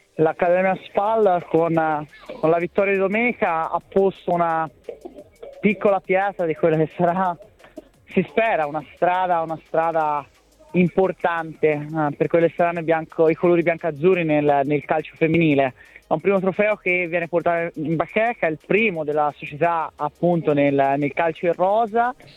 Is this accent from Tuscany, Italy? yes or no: yes; Florence, Tuscany, Italy; dalla mia terra, dalla mia città, Firenze, dalla Toscana